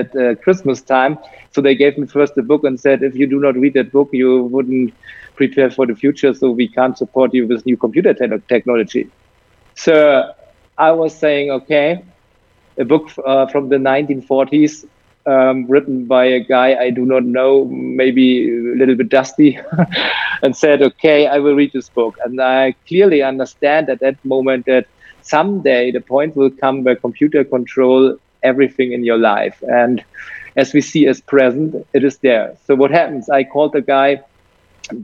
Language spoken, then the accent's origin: English; Germany; I'm from Europe